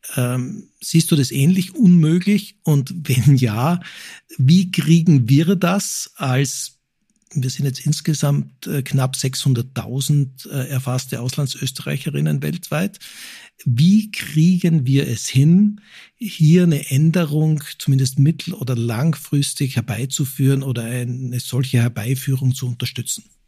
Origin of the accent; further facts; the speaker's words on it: Austria; now in Germany; wir jetzt als Österreicher